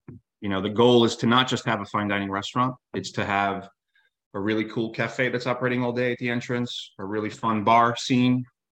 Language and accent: English; New York City, New York, United States; I come from New York City, right?